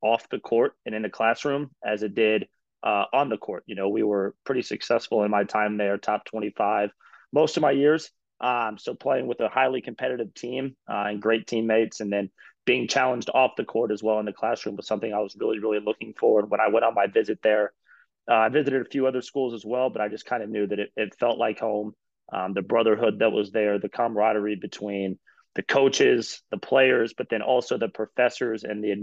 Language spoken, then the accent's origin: English; Indiana, United States; moved away as an adult; also born or lived in Brooklyn; now in Greensboro, United States; growing up, like you said, in the Hoosier State, it's basketball or bust